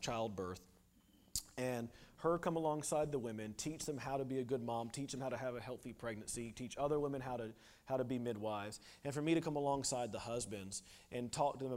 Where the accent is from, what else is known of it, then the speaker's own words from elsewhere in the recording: United States; moved away; I'm an American